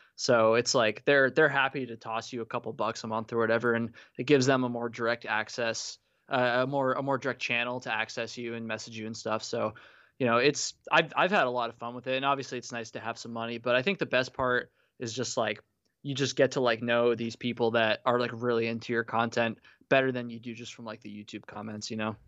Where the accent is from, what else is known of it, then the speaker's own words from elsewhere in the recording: Vermont, United States; grew up in Vermont, but my parents moved from Vermont to South Carolina